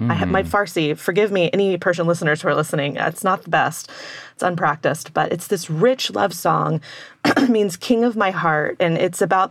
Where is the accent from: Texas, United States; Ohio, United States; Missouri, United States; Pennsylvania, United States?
Texas, United States; my hometown in Texas